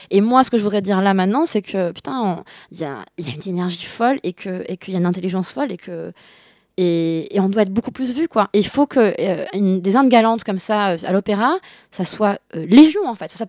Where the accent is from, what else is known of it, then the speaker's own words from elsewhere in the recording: Bordeaux, Nouvelle-Aquitaine, France; also born or lived in Paris / Singapore / Beijing; now in Lyon, France; Je, je suis à Lyon, euh, j'ai grandi à Bordeaux euh, et à, Paris aussi, Singapour, Pékin.